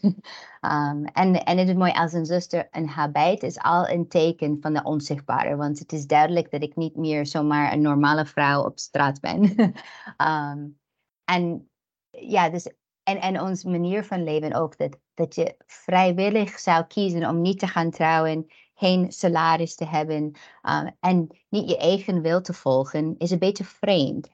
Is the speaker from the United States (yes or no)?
yes; United States; Dutch is a second language; also born or lived in Ukraine (paternal family); now in Netherlands; ik ben zelf Amerikaans. Ik ben opgegroeid in een land zoals Nederland, die meer protestant is